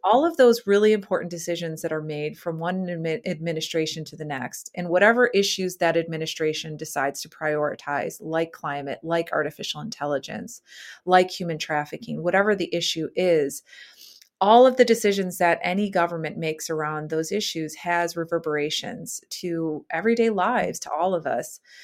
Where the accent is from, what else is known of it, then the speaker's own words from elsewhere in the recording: Chicago, Illinois, United States; moved away as an adult; my hometown, which is Chicago